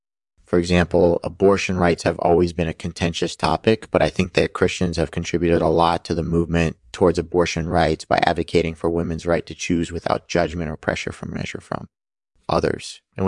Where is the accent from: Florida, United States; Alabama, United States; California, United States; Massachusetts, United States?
California, United States; I'm from Southern California and I'm a comedian.